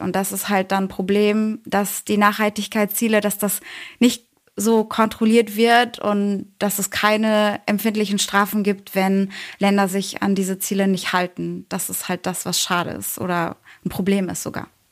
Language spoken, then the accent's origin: German; Bochum, North Rhine-Westphalia, Germany; moved away as an adult; now in Cologne, Germany; Ich bin äh, gerade in Köln. Ursprünglich bin ich aus dem Ruhrgebiet, aus Bochum